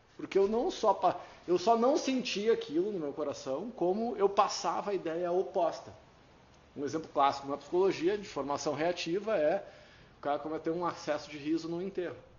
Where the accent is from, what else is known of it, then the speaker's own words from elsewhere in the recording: Rio Grande do Sul, Brazil; Eu sou orgulhoso de ser gaúcho